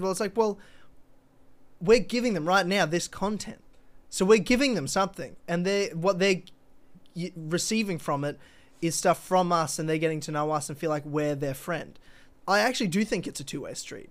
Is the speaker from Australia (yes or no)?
yes; Australia; being an Australian